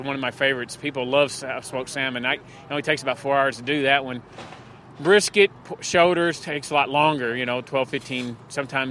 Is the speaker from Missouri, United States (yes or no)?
no; Western Kentucky, United States; now in Norwalk, United States; I'm from Western Kentucky, and West Kentucky, West Tennessee, which is Memphis